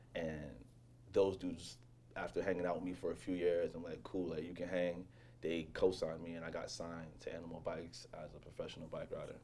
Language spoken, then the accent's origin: English; New York City, New York, United States; growing up in Jamaica, Queens, and, and Laurelton, predominantly black neighborhood